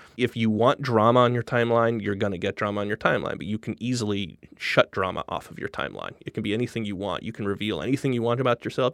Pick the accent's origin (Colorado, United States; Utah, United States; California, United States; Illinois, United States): Colorado, United States; Denver; moved away as an adult; also born or lived in Los Angeles / Williamsburg, Brooklyn; now in New York, United States; I'm from Midwest originally. I'm from Denver, and I basically spent every day from the time I was fifteen years old on trying to get out of it